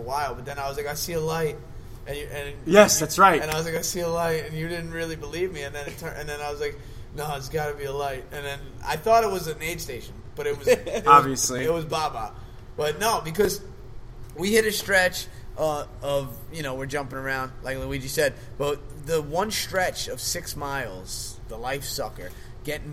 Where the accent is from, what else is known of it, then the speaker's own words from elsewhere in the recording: Long Island, New York, United States; moved away; I'm from Long Island, New York